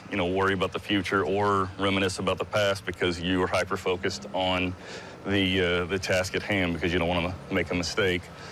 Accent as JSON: {"language": "English", "town": "Nixa", "region": "Missouri", "country": "United States", "tie": "born or raised there", "said": "I grew up in Nixa"}